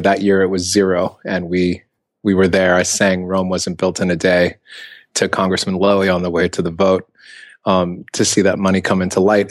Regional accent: Ethiopia; I'm from Ethiopia

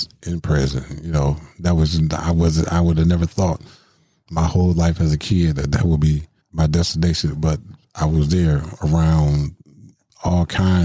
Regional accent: Milwaukee, Wisconsin, United States; born or raised there

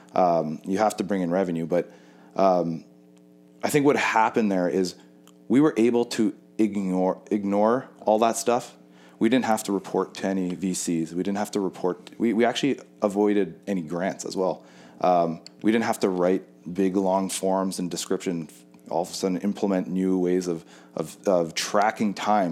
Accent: Winnipeg, Manitoba, Canada; I grew up in Winnipeg.

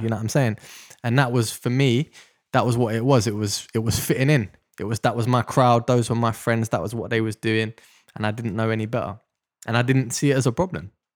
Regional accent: London, United Kingdom; I grew up in Deptford in South London

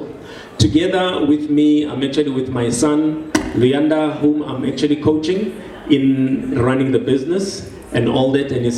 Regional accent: Soweto, Gauteng, South Africa; I'm born and bred in Soweto

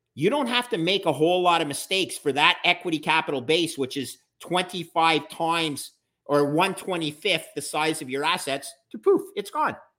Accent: Canada; I'm a Canadian

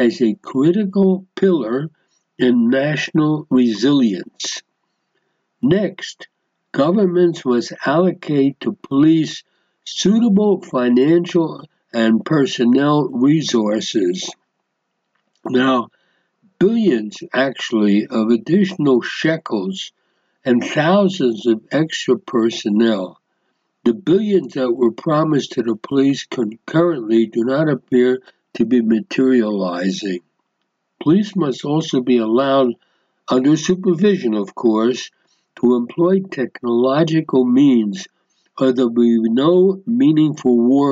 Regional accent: Philadelphia, Pennsylvania, United States; now in Israel; I was raised in North Philadelphia

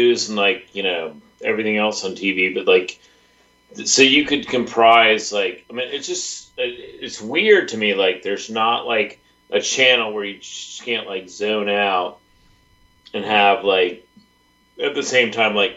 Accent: Richmond, United States; growing up in Richmond

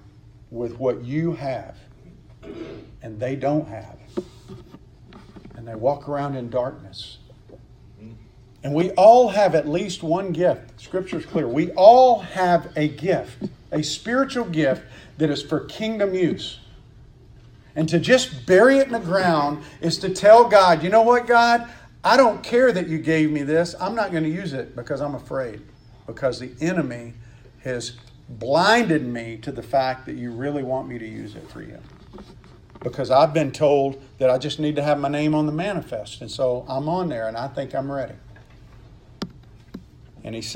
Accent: Mississippi, United States; I'm from Mississippi

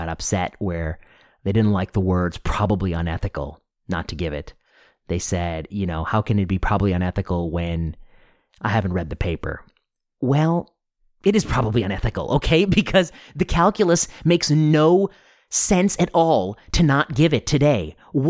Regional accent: United States; especially as an American, which I am

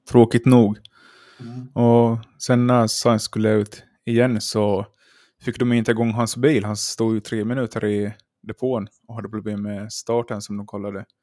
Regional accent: Finland

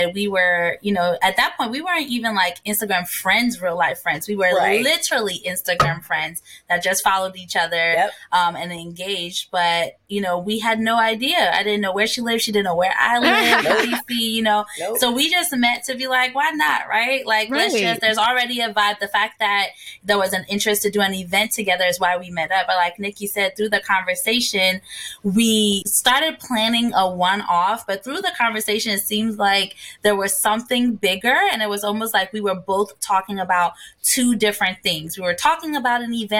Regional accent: Ghana; also born or lived in New Jersey, United States / Washington, D.C., United States; now in United States; I was born and raised in Ghana. And when I moved to the States, I became a Jersey girl.

